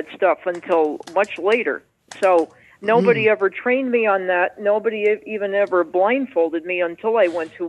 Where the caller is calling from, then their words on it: Springfield, Massachusetts, United States; I'm calling from Springfield, Massachusetts.